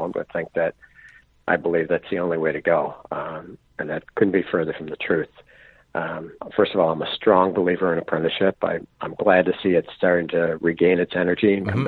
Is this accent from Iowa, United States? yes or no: no; Buffalo, New York, United States; now in Adirondacks, United States; I was born and raised in Buffalo, so I'm used to winters.